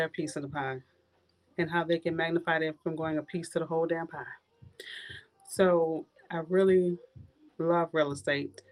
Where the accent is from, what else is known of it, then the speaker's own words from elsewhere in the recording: New Orleans, Louisiana, United States; moved away as an adult; now in Tallahassee, United States; I grew up in the last street in New Orleans on Galvis, which is called The Hole